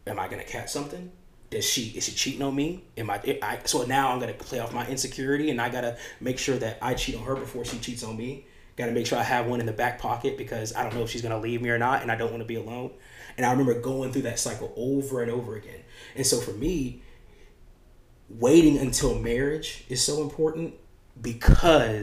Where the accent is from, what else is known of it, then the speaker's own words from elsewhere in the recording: United States; the apples that I grew up eating in America